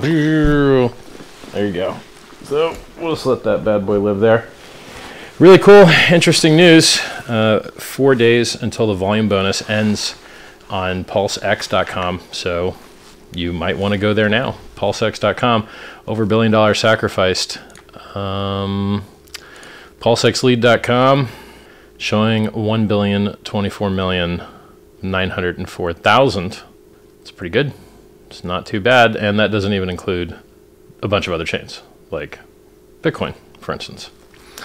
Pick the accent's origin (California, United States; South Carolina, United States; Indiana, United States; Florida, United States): Florida, United States; I'm from Florida